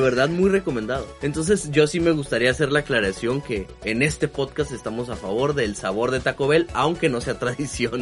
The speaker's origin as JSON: {"language": "Spanish", "country": "Mexico", "said": "la comida es una parte importantísima para nosotros, ¿no? Como mexicanos"}